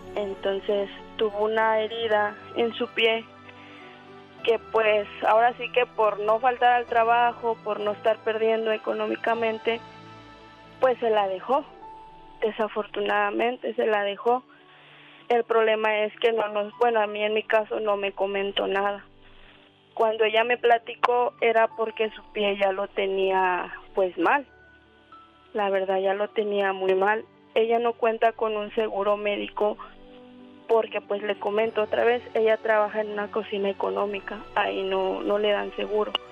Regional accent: Morelos, Mexico; moved away as an adult; now in Mexicali, Mexico; Somos del estado de Morelos

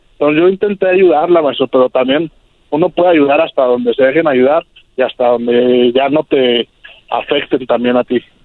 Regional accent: Mexico City, Mexico; also born or lived in California; now in Tijuana, Mexico; yo crecí en la Ciudad de México, me vine a California

